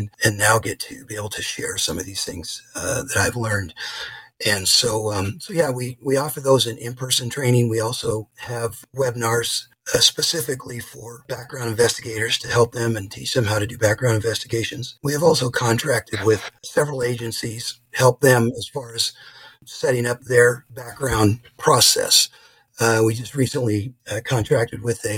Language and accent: English; Los Angeles, California, United States; moved away as an adult; now in Boise, United States; I'm originally from Los Angeles